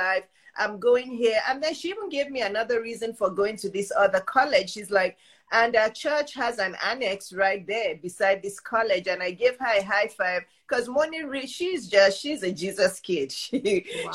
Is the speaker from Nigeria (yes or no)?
yes; Nigeria; moved away; I grew up in Nigeria